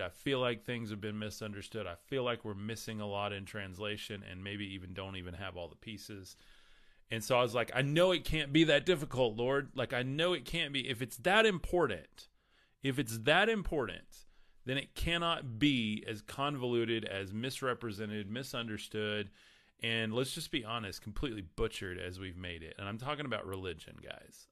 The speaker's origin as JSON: {"language": "English", "region": "West Texas", "country": "United States", "said": "I'm from West Texas, so forgive me on how I pronounce anything from Jesus to Krishna to whatever. Um, that's just how I talk"}